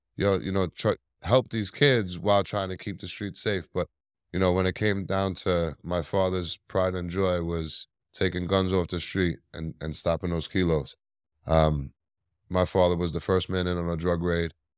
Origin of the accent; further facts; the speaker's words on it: New York City, New York, United States; I was born and raised in Staten Island, New York